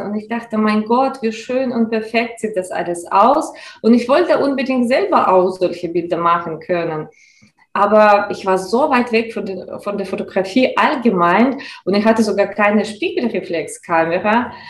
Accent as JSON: {"language": "German", "country": "Russia", "second_language": "German", "moved": "as an adult", "lives_now": "Mannheim, Germany", "said": "Ursprünglich komme ich aus Russland und bin schon seit elf Jahren in Deutschland. Damals war für mich ein ganz, ganz großer Abenteuer, einfach ins ein anderes Land zu kommen, ohne Sprachkenntnisse."}